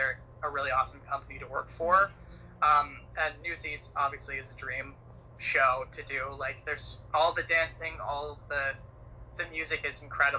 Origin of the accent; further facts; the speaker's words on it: Utah, United States; also born or lived in Santa Clarita, California; I was born and raised in Santa Clarita, which is about 40 minutes north. But I spent most of my formative years, I should say, in Utah